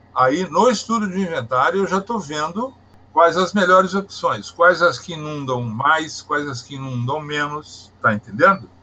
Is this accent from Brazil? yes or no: yes; Barbacena, Minas Gerais, Brazil; also born or lived in Brasília; now in Rio de Janeiro, Brazil; Eu sou de Minas Gerais. Eu adotei o Rio de Janeiro como meu estado, mas eu sou nascido em Minas Gerais, tenho família em Minas Gerais, vou a Minas Gerais. Uhum pertinho do Rio de Janeiro, na cidade de Barbacena